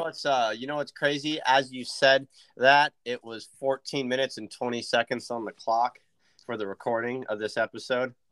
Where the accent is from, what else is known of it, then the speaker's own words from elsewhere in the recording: Point Arena, California, United States; I grew up in Point Arena